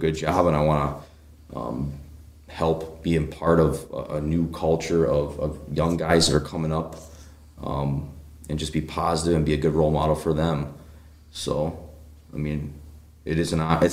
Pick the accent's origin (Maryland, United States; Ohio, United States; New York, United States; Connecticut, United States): Ohio, United States; Brunswick; I'm a hometown Brunswick kid. I born and raised